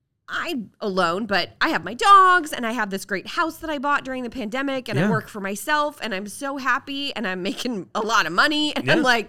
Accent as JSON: {"language": "English", "region": "Iowa", "country": "United States", "moved": "as an adult", "lives_now": "Cincinnati, United States", "said": "And then when I moved to Cincinnati from Iowa almost 20 years ago, I didn't know anybody except my boss"}